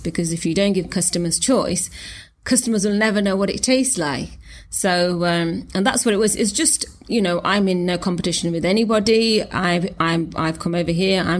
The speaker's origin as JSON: {"language": "English", "town": "Nottingham", "region": "East Midlands", "country": "United Kingdom", "tie": "born or raised there", "moved": "as an adult", "lives_now": "Belfast, United Kingdom", "said": "I was born in Nottingham, and I moved over here nearly just under 4 years ago"}